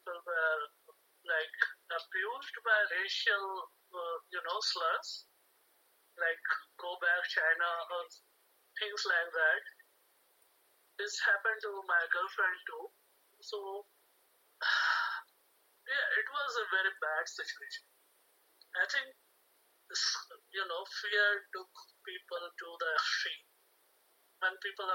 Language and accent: English; India; moved away as an adult; I'm from India